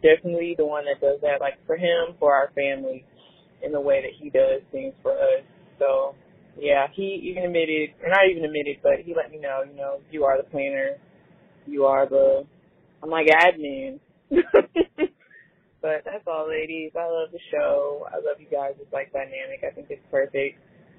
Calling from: Atlanta, Georgia, United States; I'm calling from Atlanta.

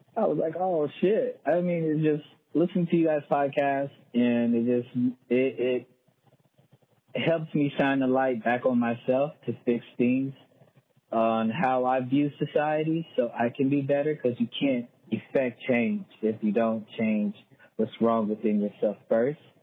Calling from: Tulsa, Oklahoma, United States; I'm calling from Tulsa, Oklahoma.

